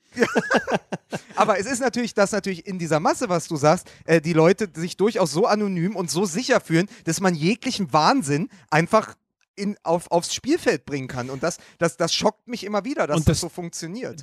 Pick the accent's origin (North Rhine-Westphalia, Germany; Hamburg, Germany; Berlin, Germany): Berlin, Germany; als Berliner